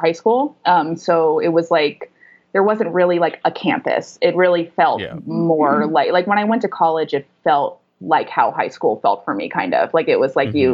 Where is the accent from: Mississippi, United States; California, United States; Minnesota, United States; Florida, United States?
California, United States; Los Angeles; I grew up in Venice Beach, which is like the west side of Los Angeles